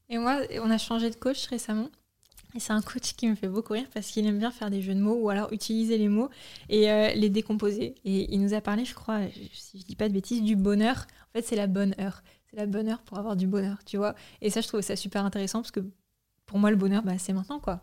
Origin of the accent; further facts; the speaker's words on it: Normandy, France; moved away; also born or lived in Paris; on vient de Normandie